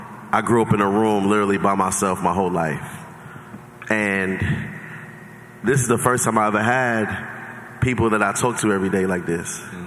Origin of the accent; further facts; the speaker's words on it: New York, United States; I'm from New York